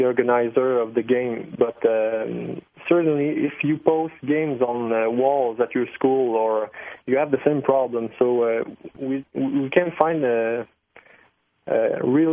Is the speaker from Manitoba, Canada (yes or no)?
no; Montreal, Quebec, Canada; I'm from Montreal